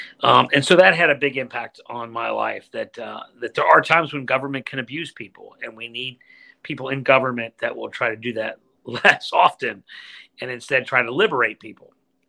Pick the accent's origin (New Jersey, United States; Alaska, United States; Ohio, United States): Ohio, United States; Cincinnati; So I grew up in Cincinnati, blessed by faith.